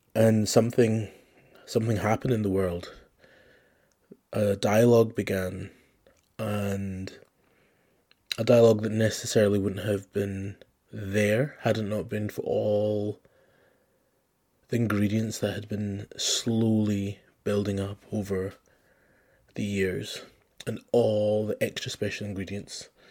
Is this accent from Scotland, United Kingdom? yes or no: yes; Scotland, United Kingdom; I grew up in Scotland